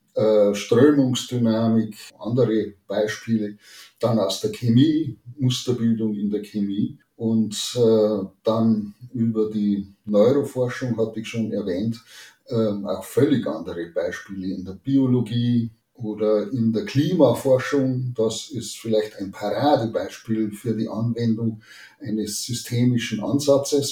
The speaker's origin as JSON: {"language": "German", "area": "Chiemgau, near Lake Chiemsee", "region": "Bavaria", "country": "Germany", "tie": "born or raised there", "also_born_or_lived": "Salzburg / Bamberg / Münster / Aachen", "moved": "as an adult", "said": "ganz in der Nähe meiner Heimat hier am äh, Chiemsee, am, im Chiemgau"}